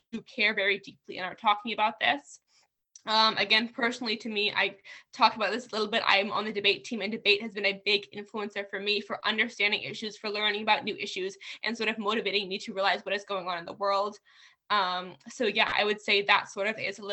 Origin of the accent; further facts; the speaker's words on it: New Jersey, United States; now in California, United States; I was born in New Jersey. I lived there for a while.